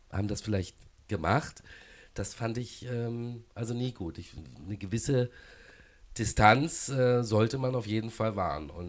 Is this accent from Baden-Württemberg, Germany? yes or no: yes; Baden-Baden, Baden-Württemberg, Germany; also born or lived in Karlsruhe; ich habe auch früher in Karlsruhe gelebt, ähm, bin aus Baden-Baden. Das natürlich als Badener der KSC äh, emotional vielleicht mal näher ist.